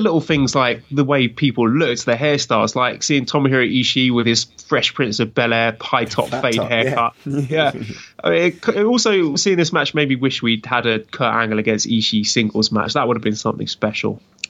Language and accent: English; United Kingdom; it feels weird for me as a British person